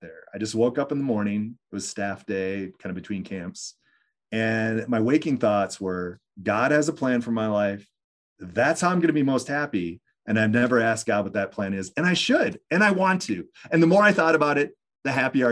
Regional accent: Eagan, Minnesota, United States; I grew up in Eagan, yeah. Minnesota, which is the next suburb over from West St. Paul

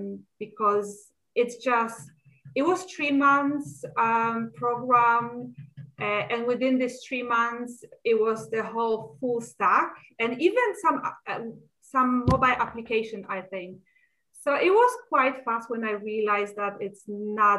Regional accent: Poland; moved away as an adult; now in Stockholm, Sweden; I was born in Poland, graduated as a preschool teacher. And directly after that, I moved to Sweden

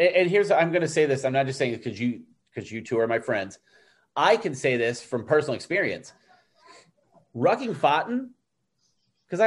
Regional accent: Toledo, Ohio, United States; We're both from Toledo.

